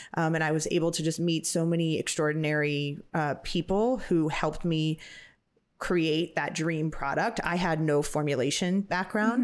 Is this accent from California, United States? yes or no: yes; Napa, California, United States; I was lucky to get to grow up in in Napa. Napa Valley